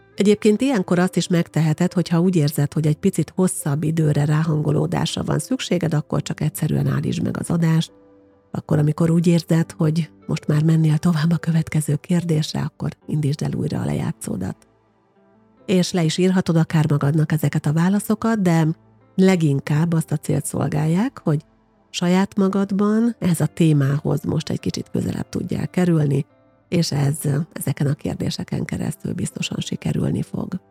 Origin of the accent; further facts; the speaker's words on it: Győrszemere, Győr-Moson-Sopron, Hungary; moved away as an adult; also born or lived in Pécs / Tárnok; now in Székesfehérvár, Hungary; Életem első 18 évében gyakorlatilag Győrszemerén nőttem fel